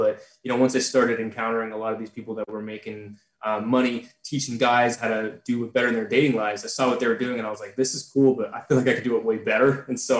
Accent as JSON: {"language": "English", "town": "San Jose", "region": "California", "country": "United States", "said": "I'm from San Jose, like around San Francisco"}